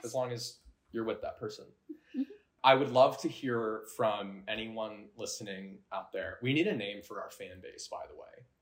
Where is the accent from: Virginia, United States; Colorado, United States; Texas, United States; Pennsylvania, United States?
Colorado, United States; I grew up in Colorado